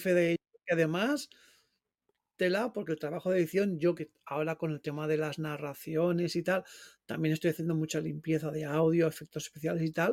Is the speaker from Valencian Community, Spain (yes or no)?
yes; Valencian Community, Spain; yo soy valenciano